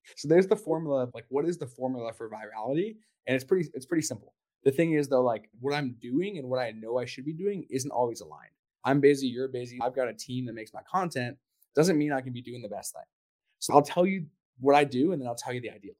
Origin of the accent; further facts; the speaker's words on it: Canada; I'm from Canada